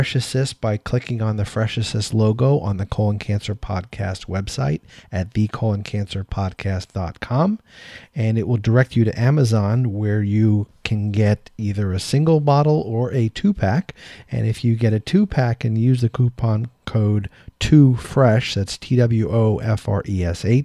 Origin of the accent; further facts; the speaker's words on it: Tampa, Florida, United States; my hometown in Tampa, Florida